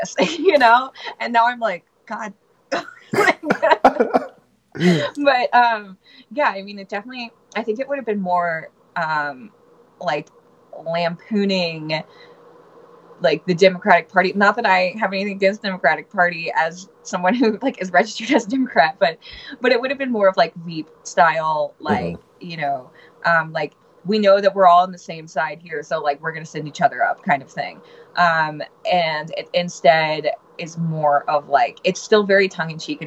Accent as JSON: {"language": "English", "town": "Baton Rouge", "region": "Louisiana", "country": "United States", "tie": "born or raised there", "moved": "as an adult", "said": "I'm from Louisiana"}